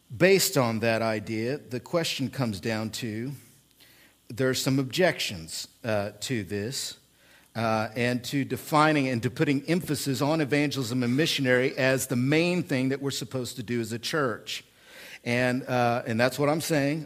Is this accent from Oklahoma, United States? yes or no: yes; Oklahoma, United States; also born or lived in central Illinois; now in Illinois, United States; I come from Oklahoma, which has legalism in it